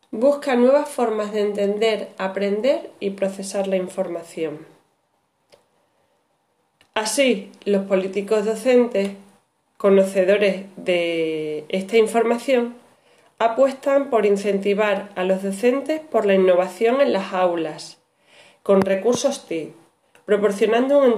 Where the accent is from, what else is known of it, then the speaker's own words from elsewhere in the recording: Extremadura, Spain; Este trabajo parte como una necesidad profesional como docente extremeña que soy en la actualidad